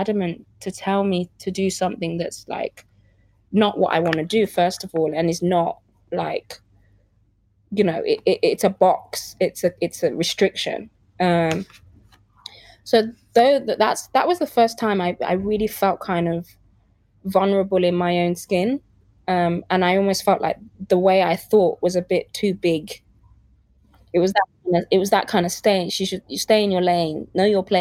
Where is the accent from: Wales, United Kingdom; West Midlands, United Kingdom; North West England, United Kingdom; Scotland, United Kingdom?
West Midlands, United Kingdom; Birmingham; also born or lived in Lagos, Nigeria; I'm from Birmingham, and I can easily talk to the kids that I grew up in the estate and talk to them as if I'm from there, because that's where I'm from